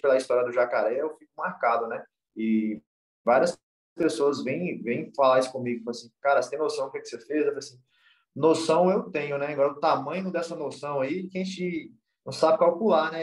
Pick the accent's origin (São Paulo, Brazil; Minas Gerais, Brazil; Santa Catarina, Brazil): Minas Gerais, Brazil; Montes Claros; eu sou norte mineiro raiz aqui mesmo, do interior de, de Minas Gerais aqui